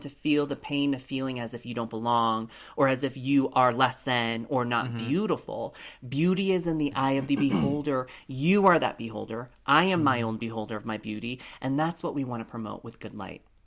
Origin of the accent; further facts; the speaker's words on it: Colorado Springs, Colorado, United States; Growing up in Colorado Springs, Colorado, I was the only lone Asian person growing up in, in my school